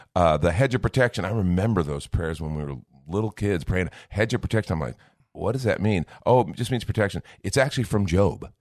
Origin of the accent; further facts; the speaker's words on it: United States; I'm first a Christian, then I'm an American